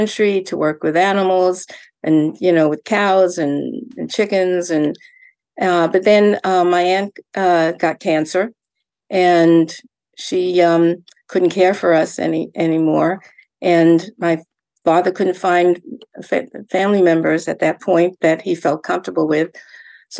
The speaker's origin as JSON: {"language": "English", "region": "New York", "country": "United States", "tie": "born or raised there", "also_born_or_lived": "Yonkers, New York / Far Rockaway, New York / Connecticut", "moved": "as an adult", "lives_now": "Maine, United States", "said": "I was a New Yorker at first. You know, I was born in New York and lived in Yonkers in the orphanage, and also in Far Rockaway in the first orphanage."}